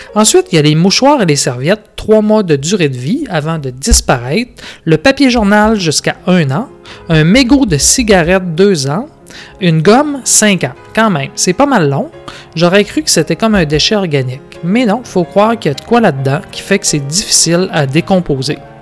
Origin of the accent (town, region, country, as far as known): Quebec, Canada